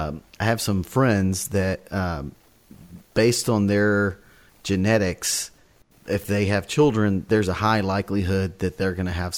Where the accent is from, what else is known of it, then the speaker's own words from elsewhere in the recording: West Texas, United States; being a farm kid myself growing up on the farm, I remember when Roundup Ready cotton was a big deal because I grew up in West Texas, which is, that area there is cotton farms.